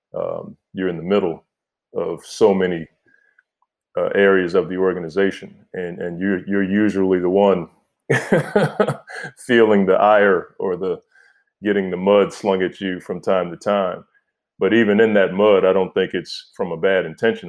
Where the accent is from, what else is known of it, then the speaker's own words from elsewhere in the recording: Oxon Hill, Maryland, United States; moved away; I'm from Oxon Hill, Maryland, P G County, D M V. Like, that's, that's where I'm from